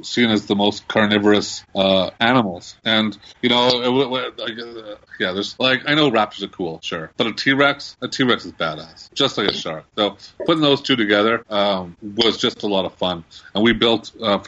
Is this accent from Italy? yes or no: no; Red Deer, Alberta, Canada; now in Calgary, Canada; I grew up in Red Deer.